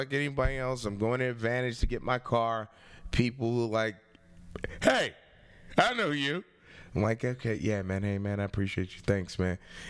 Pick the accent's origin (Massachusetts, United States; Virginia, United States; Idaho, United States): Virginia, United States; Richmond; I grew up in Richmond, Virginia. Yeah, I grew up in Richmond, Virginia.